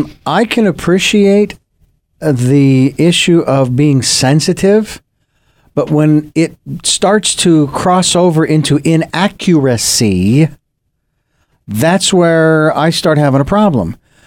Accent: United States; I was born in the United States of America.

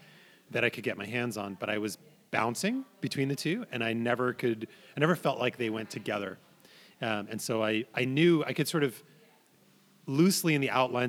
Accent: New York, United States; moved away; also born or lived in San Francisco / Ashland, Oregon; I grew up in New York and I spent a lot of time in San Francisco.

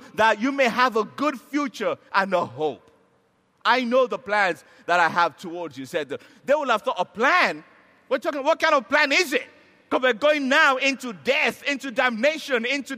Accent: Nigeria; I'm a Nigerian.

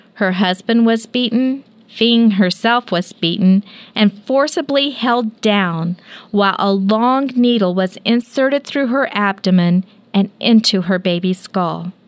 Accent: Kansas, United States; we're from Kansas

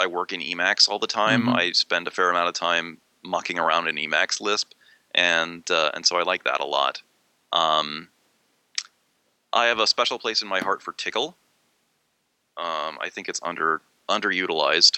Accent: Maryland, United States; born or raised there; now in Pennsylvania, United States

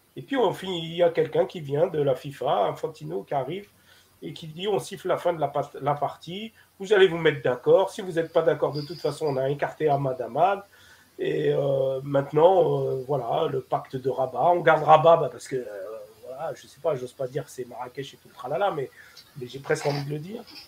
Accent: Algeria

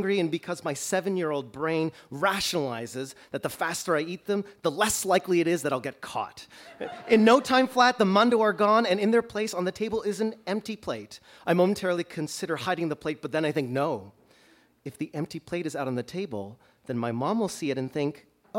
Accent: Toronto, Ontario, Canada; now in Chicago, United States; I grew up in Toronto

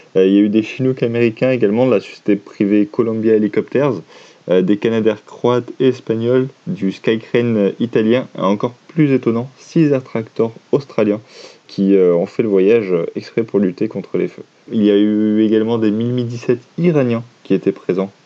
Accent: France; chez nous en France

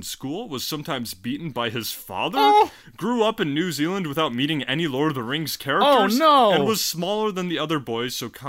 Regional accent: United States; because I'm an American.

